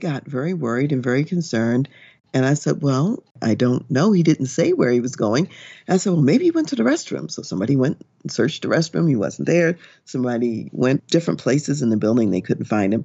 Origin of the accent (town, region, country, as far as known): United States